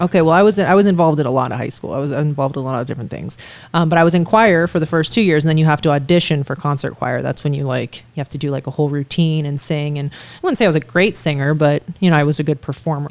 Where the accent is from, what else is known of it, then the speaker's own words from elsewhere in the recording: Youngstown, Ohio, United States; moved away as an adult; now in Las Vegas, United States; I do want my kids to grow up there. I think it'd be great for them to go to the same high school that I did